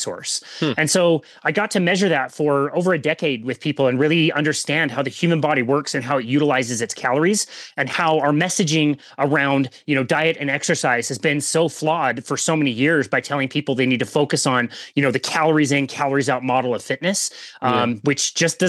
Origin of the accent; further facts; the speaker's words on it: Salt Lake City, Utah, United States; also born or lived in South Jordan, Utah; I'm basically from the Salt Lake City kind of area. I've lived here most of my life